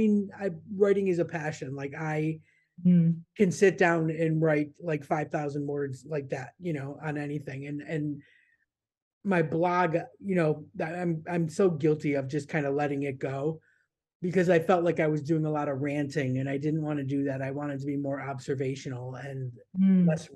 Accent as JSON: {"language": "English", "town": "Niagara Falls", "region": "New York", "country": "United States", "tie": "born or raised there", "also_born_or_lived": "Florida", "moved": "as an adult", "said": "I grew up in Niagara Falls on the New York side. And I was there until I was 17, 18"}